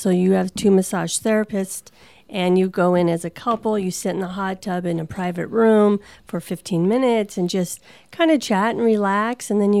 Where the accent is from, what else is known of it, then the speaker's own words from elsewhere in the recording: Minnesota, United States; now in Arizona, United States; I'm from Minnesota